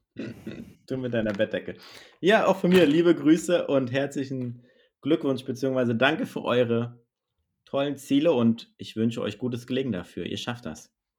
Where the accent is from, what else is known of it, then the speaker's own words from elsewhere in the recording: Northern Germany, Germany; hier bei uns in Norddeutschland